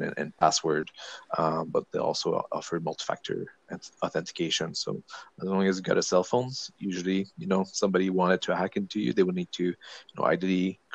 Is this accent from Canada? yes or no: yes; Quebec, Canada; first language French; English is a second language; moved away as an adult; also born or lived in Maritimes / British Columbia; now in Vancouver Island, Canada; I'm from Quebec originally. So I grew up there in my 20s.